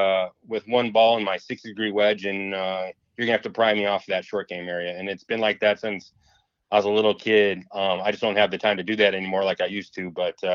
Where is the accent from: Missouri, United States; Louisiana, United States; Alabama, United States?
Missouri, United States; St. Louis; moved away; also born or lived in Quad Cities, Iowa; pretty much age 12 to 22, I moved from the Quad Cities and came down to St. Louis.